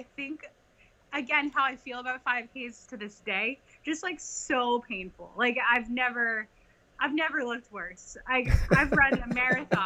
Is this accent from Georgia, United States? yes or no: no; Newtown, Pennsylvania, United States; I'm from Newtown, Pennsylvania.